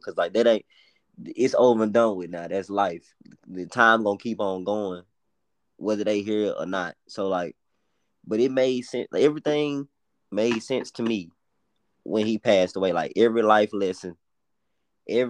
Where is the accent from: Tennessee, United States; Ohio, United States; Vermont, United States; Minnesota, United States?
Tennessee, United States; Memphis; accent: Memphis; our Memphis accents